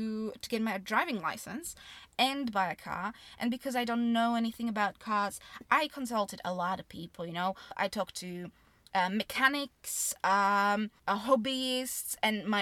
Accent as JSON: {"language": "English", "country": "Slovakia", "tie": "born or raised there", "also_born_or_lived": "Austria", "moved": "as an adult", "lives_now": "United Kingdom", "said": "originally I'm from Slovakia, but even though I spent 20 years there, I just don't feel Slovak."}